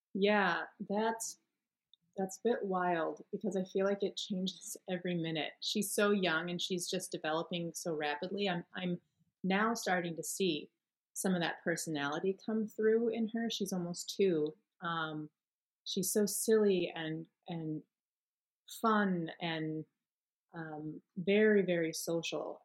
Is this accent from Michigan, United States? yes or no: yes; Michigan, United States; moved away as an adult; also born or lived in Florida; now in Chicago, United States; I grew up in Michigan pretty much since I was six